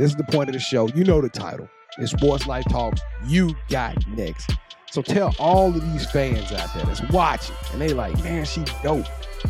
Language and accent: English; Louisiana, United States; I'm from Louisiana, and that's how we do it.